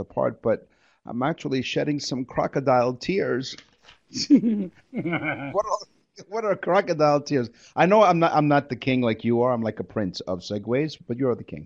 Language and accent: English; New York, United States; now in Toronto, Canada; we grew up in New York